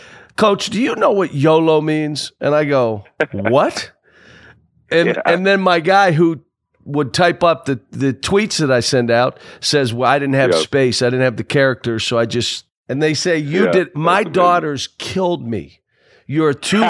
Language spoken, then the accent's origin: English; Pittsburgh, Pennsylvania, United States; I grew up in Pittsburgh